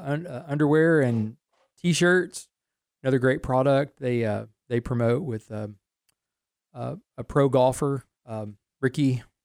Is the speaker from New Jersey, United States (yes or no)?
no; Waco, Texas, United States; I grew up in Waco and remember the days of Schellenberger's and Rick's Clothing and Randall's.